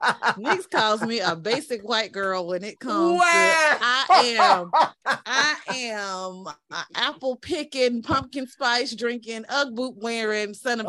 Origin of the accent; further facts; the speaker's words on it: Eastern North Carolina, United States; But we're from Eastern North Carolina